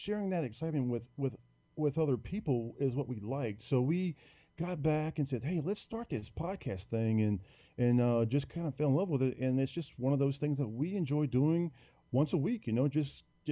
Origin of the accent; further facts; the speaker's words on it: Prairieville, Louisiana, United States; little small town called Prairieville, which is about 15 minutes outside of Baton Rouge, the capital here. And I've been here all my life